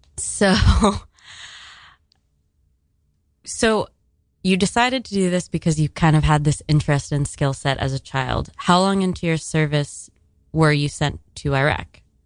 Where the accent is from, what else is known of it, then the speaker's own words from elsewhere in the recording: Miami, Florida, United States; moved away; I'm from Miami